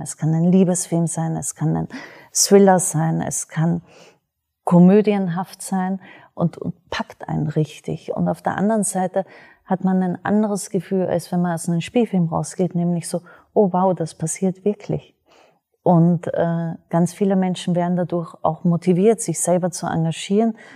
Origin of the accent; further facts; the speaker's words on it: Austria; ich selber bin Österreicherin